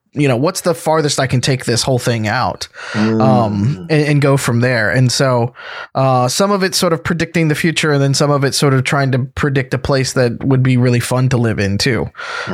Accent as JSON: {"language": "English", "region": "Deep South", "country": "United States", "tie": "born or raised there", "also_born_or_lived": "East Coast", "moved": "yes", "lives_now": "Seattle, United States"}